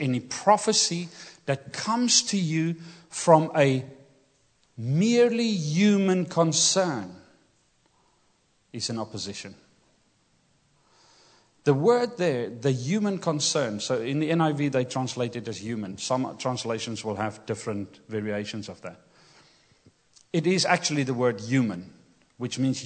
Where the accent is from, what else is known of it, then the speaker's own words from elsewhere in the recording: Kimberley, Northern Cape, South Africa; English is a second language; moved away; Growing up in South Africa, I grew up in Kimberley, which is semi-desert, the Kalahari Desert.